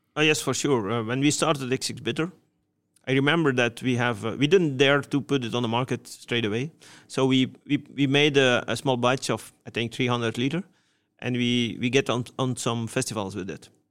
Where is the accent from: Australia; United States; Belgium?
Belgium; Wevelgem, Flanders; my hometown, Wevelgem